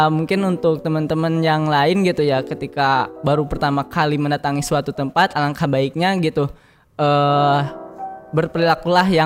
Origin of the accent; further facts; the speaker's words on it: Sukabumi, West Java, Indonesia; Beda halnya ketika Kang Firman ngobrol misalkan sama saya orang Sukabumi, maka saya akan berperspektif gitu bahwa salah saya apa gitu kok dibentak-bentak